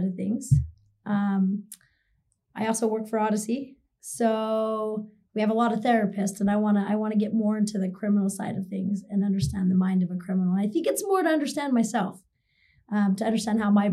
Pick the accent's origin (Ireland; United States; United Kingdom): United States; Idaho; now in Utah, United States; I'm from Idaho